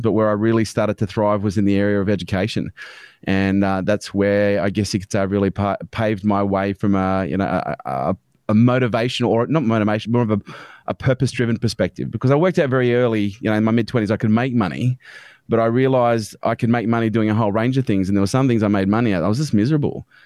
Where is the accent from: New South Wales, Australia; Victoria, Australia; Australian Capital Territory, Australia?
Australian Capital Territory, Australia; Canberra; I was born in Canberra, um, was brought up by a single mum on a pension